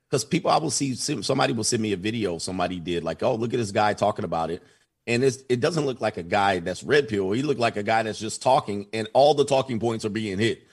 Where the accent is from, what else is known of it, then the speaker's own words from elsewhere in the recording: Southern California, United States; I grew up in Southern California